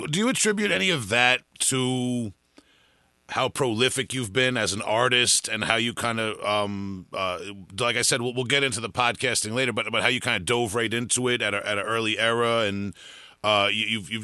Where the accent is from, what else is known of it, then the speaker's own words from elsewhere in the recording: Suffolk County, Long Island, New York, United States; I'm from the suburbs of Suffolk County, Long Island